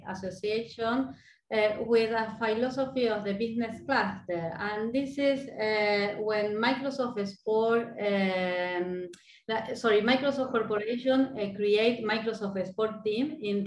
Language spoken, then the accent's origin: English; Argentina; moved away as an adult; now in Madrid, Spain; I'm from Argentina